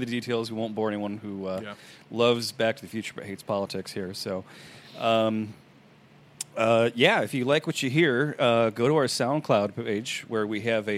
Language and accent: English; Chicago, Illinois, United States; I'm a snob from Chicago